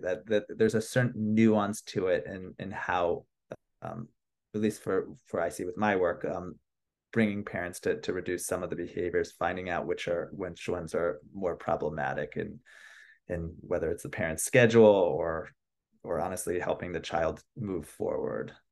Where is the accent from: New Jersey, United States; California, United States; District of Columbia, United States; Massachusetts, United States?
District of Columbia, United States; Washington; moved away as an adult; also born or lived in Philadelphia / New York; now in Los Angeles, United States; I'm originally from the East Coast. I'm from Washington, D C